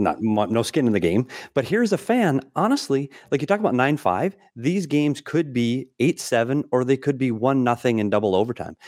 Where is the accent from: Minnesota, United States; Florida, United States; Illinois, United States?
Minnesota, United States; my hometown Minnesota